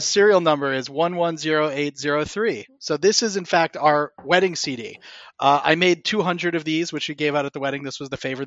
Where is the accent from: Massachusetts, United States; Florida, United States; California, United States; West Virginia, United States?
West Virginia, United States; Morgantown; moved away; also born or lived in Ann Arbor, Michigan; in my hometown of Morgantown, West Virginia